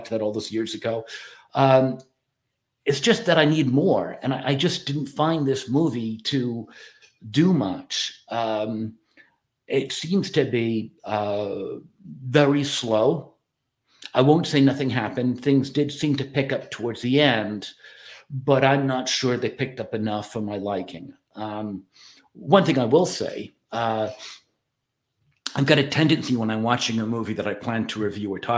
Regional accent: Ireland; I'm Irish

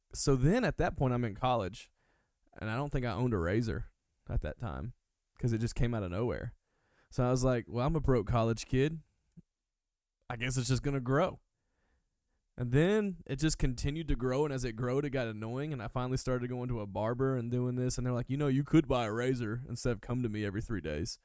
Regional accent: Hueytown, Alabama, United States; I'm originally from uh Birmingham, Alabama. Uh long actually I'm from Hueytown, Alabama, but to make it easier I say Birmingham. It's about 10 minutes from Birmingham.

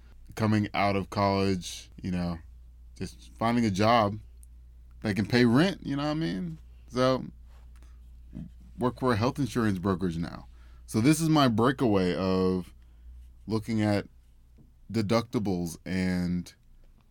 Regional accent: Memphis, Tennessee, United States; also born or lived in Knoxville, Tennessee; I'm originally from Memphis, Tennessee.

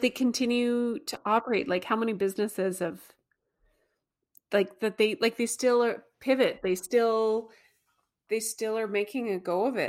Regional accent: Canada; we're still a territory of sorts of the Brits.

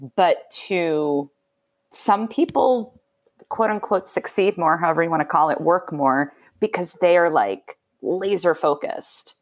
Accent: Belmont, Massachusetts, United States; moved away as an adult; also born or lived in New York; I moved back to my hometown for a year. Which, which is where? Uh, Belmont, Massachusetts

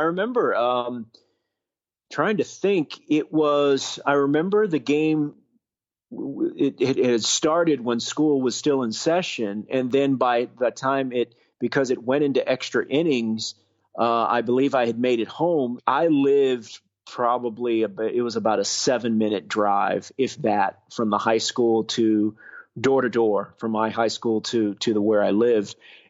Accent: Houston, Texas, United States; moved away as an adult; Clear Lake, that area, headed towards Galveston, about half hour from downtown Houston. And I've, you know, grew up there, born and raised there, and just stayed in the same school district, elementary school, middle school, and high school. And then I left Houston in 1992.

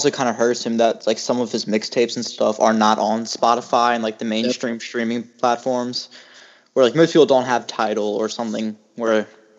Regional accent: Virginia, United States; where I'm from Virginia

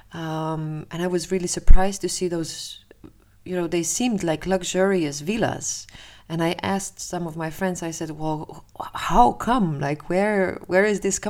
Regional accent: Slovenia; moved away as an adult; now in Amsterdam, Netherlands; Originally, I'm from Slovenia.

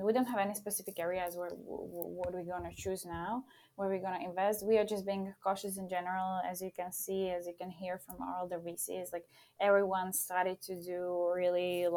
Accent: Slovakia; moved away as an adult; now in Czech Republic; I'm from Slovakia

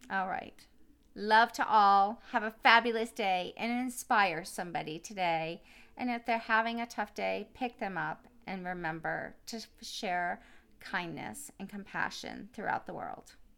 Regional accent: East Coast, United States; now in California, United States; growing up on the East Coast, we were always around water. And today, living in California

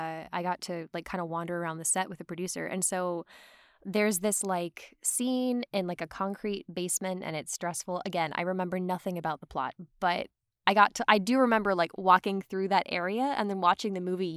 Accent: Atlanta, Georgia, United States; moved away as an adult; now in Los Angeles, United States; I'm from Atlanta, and before I moved to LA, I was working as a PA on this night shoot for Andrew Donahoe.

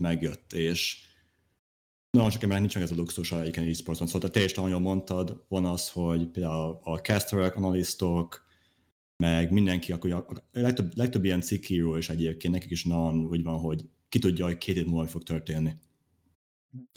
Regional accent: Hungary; én is magyar vagyok

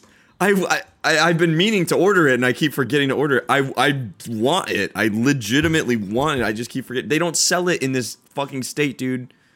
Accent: Chicago, Illinois, United States; moved away as an adult; now in Orange County, United States; I am born and raised in Chicago, been in O C for about four years

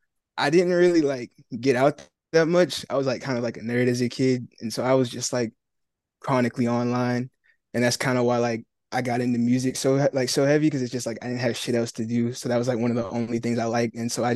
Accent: Marietta, Georgia, United States; So I'm in Marietta. It's like a suburb outside of Atlanta. So that's where I live.

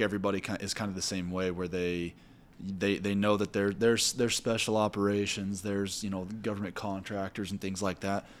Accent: Missouri, United States; now in Utah, United States; I'm from Missouri

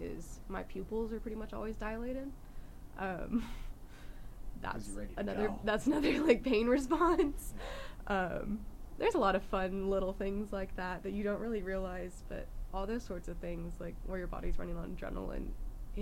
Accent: California, United States; moved away; I grew up in California.

